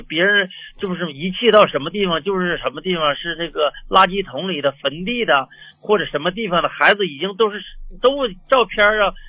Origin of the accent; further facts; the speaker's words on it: Heilongjiang, China; 黑龙江的，我是